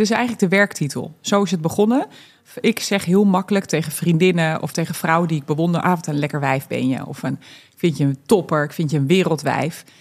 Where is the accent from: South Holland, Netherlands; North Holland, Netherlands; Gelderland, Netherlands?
Gelderland, Netherlands; Barneveld; also born or lived in Twente; ik ben echt opgegroeid hiermee. Ja. Helemaal, eh, eh, Ja. natuurlijk op de Veluwe. Eh, ik ben er niet geboren, ik ben in Twente geboren.